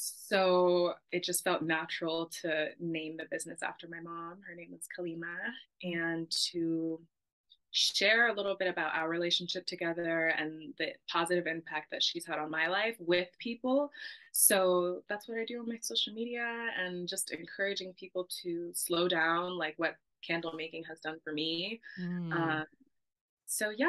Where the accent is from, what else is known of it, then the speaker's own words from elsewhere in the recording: California, United States; I grew up in California, not too far from the beach